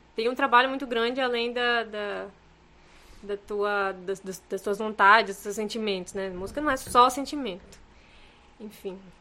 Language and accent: Portuguese; Rondônia, Brazil; eu sou de Rondônia